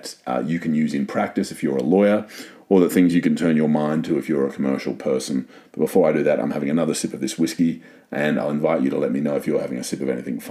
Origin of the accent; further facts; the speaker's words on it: Australia; I am a Aussie